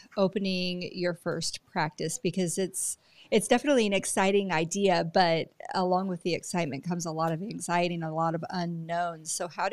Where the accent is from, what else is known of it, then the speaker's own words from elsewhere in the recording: Arizona, United States; moved away; also born or lived in Texas; I grew up in Arizona and then spent many years in Texas